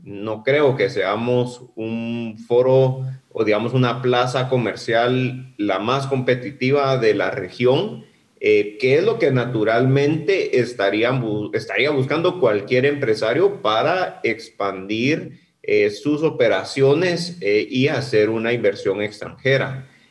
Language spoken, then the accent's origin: Spanish; Guatemala; nosotros como guatemaltecos